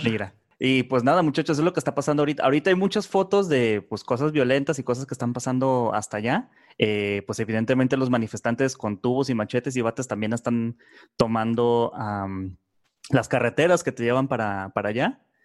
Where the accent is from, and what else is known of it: Mexico